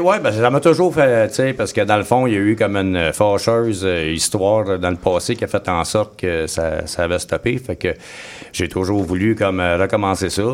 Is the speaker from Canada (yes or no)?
yes; Joliette, Quebec, Canada; je suis natif de Joliette